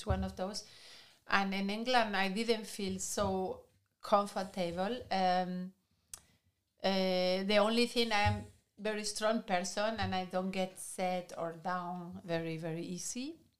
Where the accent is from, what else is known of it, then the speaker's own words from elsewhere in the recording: Galicia, Spain; English is a second language; moved away as an adult; also born or lived in Madrid, Spain; now in Germany; It's very similar to Galicia, to my corner in Spain.